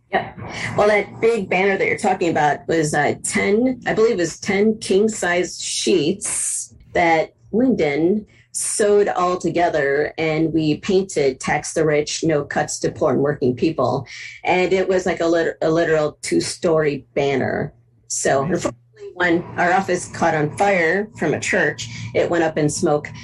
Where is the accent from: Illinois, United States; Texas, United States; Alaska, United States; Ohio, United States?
Ohio, United States; Cleveland; moved away as an adult; also born or lived in Twin Cities, Minnesota; now in Minneapolis–Saint Paul, United States; I'm originally from Cleveland, Ohio, and uh, moved out into the great Twin Cities area in like 91, late 91, 92